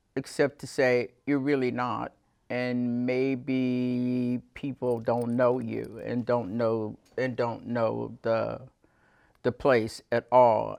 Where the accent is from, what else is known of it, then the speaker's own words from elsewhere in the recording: Mississippi, United States; moved away as an adult; now in Winooski, United States; I started teaching in the public schools of my home state of Mississippi in the early seventies